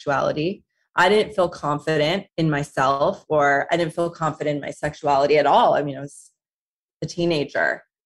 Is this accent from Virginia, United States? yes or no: no; Southern California, United States; growing up in Southern California